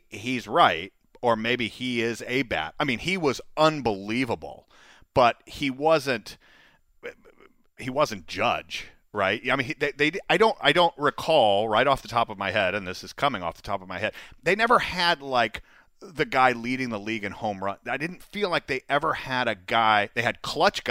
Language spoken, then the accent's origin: English; Atlanta, Georgia, United States; I'm from Atlanta, too